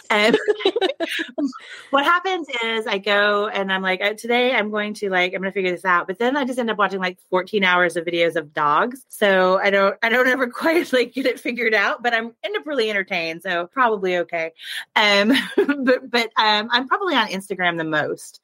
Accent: Oklahoma, United States; I grew up in Oklahoma, and we have a very prestigious high school arts program here

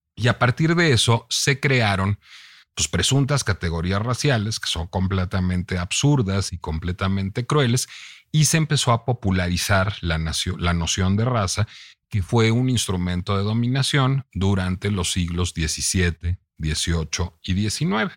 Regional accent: Mexico; tengo esa raíz venezolana, vivo en México, soy mexicano

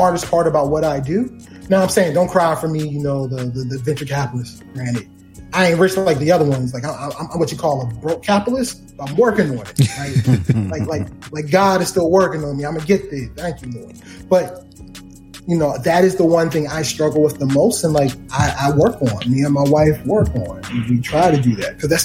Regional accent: Baltimore, Maryland, United States; do it from Baltimore. It's my hometown.

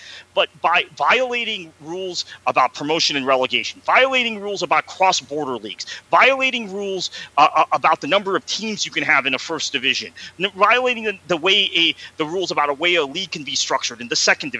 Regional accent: Fort Lauderdale, Florida, United States; I was born and raised in the United States. My football club, my soccer club, was the Fort Lauderdale Strikers.

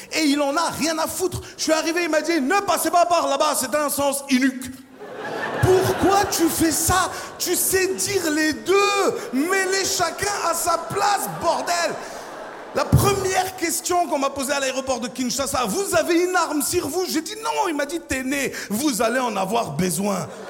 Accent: Côte d’Ivoire; Je viens de Côte d'Ivoire

